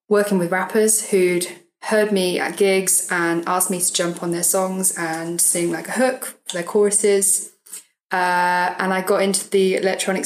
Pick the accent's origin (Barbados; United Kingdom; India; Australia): United Kingdom; Swindon, South West England; also born or lived in Brighton; now in London, United Kingdom; I grew up in Swindon, so around by like Bristol, southwest area.